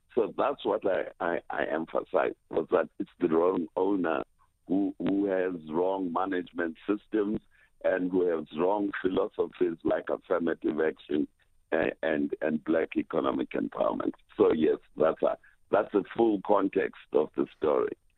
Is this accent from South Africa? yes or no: yes; South Africa